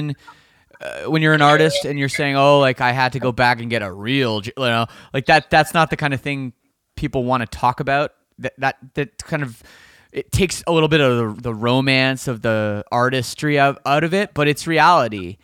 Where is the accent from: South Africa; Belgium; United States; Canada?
Canada; I'm Canadian